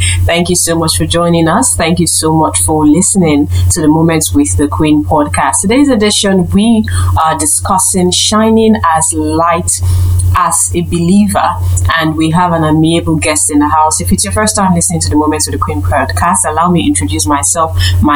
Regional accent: Delta, Nigeria; I'm from Delta State. If you're listening, Delta State is a state in Nigeria, and particularly that's my state of origin.

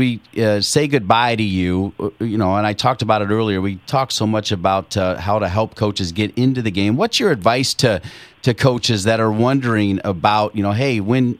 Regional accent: Ohio, United States; now in Cary, United States; growing up around Ohio

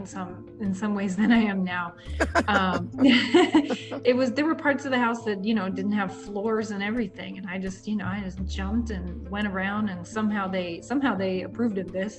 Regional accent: Maryland, United States; moved away; also born or lived in Chicago; when I was a kid, I grew up in Maryland.

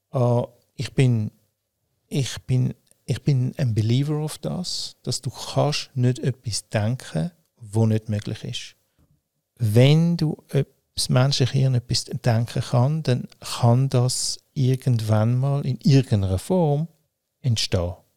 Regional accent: Winterthur, Zurich, Switzerland; ich bin hm, in Winterthur aufgewachsen und geboren, äh, habe aber mein Leben in Zürich gelebt

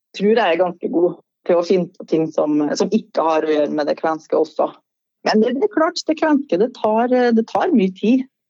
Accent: Trondheim, Trøndelag, Norway; accent: Trøndersk; Da var jeg flytta tilbake til, til Trondheim, da, der jeg vokste opp

